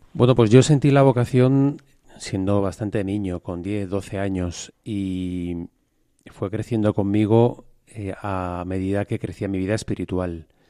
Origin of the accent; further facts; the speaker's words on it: Madrid, Community of Madrid, Spain; De Madrid. De Madrid, también soy legionario de Cristo